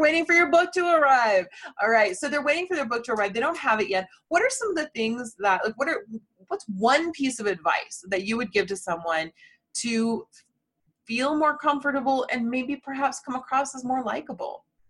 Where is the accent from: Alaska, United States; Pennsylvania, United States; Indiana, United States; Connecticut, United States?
Indiana, United States; My fellow Hoosier